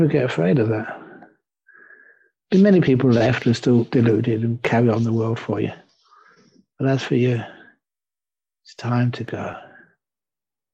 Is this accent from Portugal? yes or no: no; England, United Kingdom; now in Perth, Australia; I'm an English monk